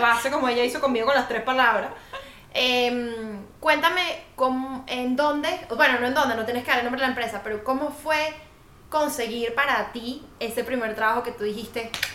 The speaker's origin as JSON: {"language": "Spanish", "country": "Venezuela", "moved": "as an adult", "lives_now": "Colombia", "said": "como venezolanos"}